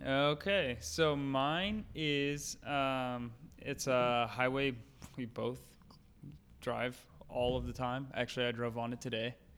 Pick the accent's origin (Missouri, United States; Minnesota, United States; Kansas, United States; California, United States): Missouri, United States; St. Louis area; near my hometown